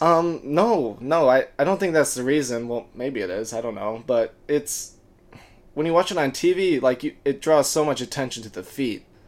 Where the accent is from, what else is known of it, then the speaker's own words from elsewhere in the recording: Birmingham, Michigan, United States; from Southeast, Southeast Michigan, um, Birmingham, Michigan, to be more precise. Uh, I went to high school with Maddie